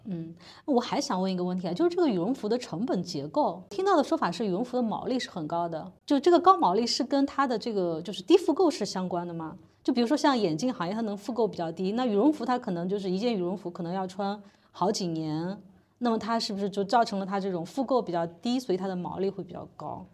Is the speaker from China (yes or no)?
yes; China; 作为中国人